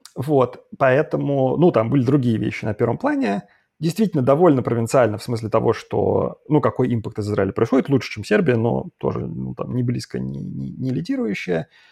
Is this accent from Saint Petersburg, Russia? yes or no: yes; Saint Petersburg, Russia; moved away as an adult; also born or lived in Moscow / Tel Aviv / Belgrade; now in London, United Kingdom; я вот в Питере как значит, родился и вырос